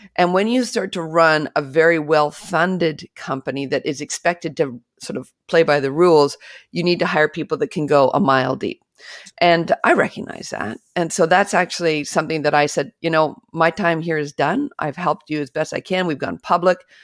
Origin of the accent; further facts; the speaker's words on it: British Columbia, Canada; I actually grew up in British Columbia, Canada